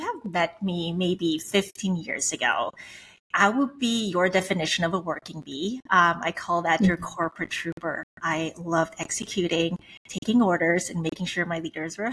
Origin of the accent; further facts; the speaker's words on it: Switzerland; moved away; I'm Swiss. I was born and raised in Switzerland, but my background, my parents are from the Philippines.